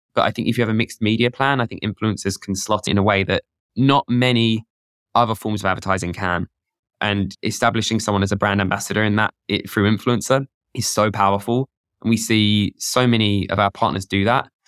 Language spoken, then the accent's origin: English; United Kingdom; I'm British